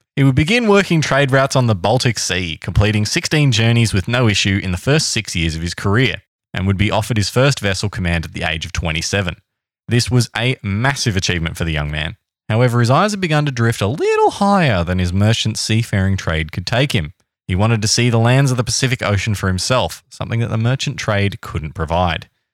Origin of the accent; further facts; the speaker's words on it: Australia; Being Australian